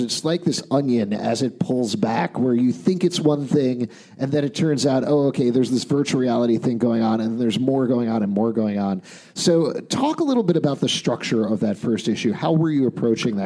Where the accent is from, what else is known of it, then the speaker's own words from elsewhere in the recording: Long Island, New York, United States; I grew up on Long Island